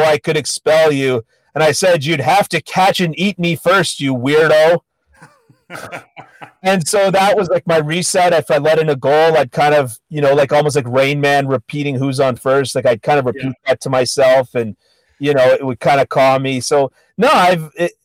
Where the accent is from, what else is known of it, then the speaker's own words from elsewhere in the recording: Toronto, Ontario, Canada; I grew up in Scarborough. I live in Scarborough. I'm a lifelong Scarborough boy.